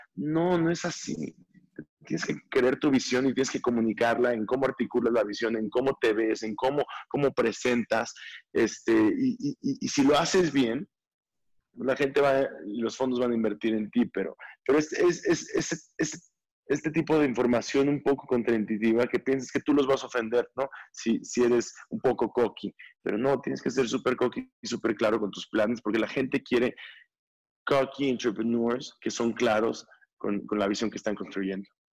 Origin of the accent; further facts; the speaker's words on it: Mexico; nosotros como mexicanos